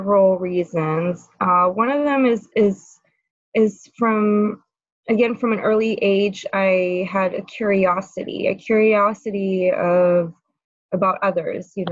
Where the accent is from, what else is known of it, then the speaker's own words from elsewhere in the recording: France; moved away as an adult; also born or lived in California; now in San Francisco, United States; I was born and raised in France